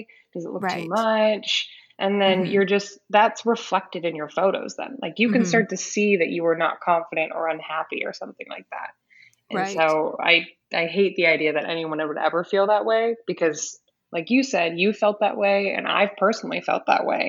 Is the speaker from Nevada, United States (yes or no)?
yes; Las Vegas, Nevada, United States; I was born and raised in Las Vegas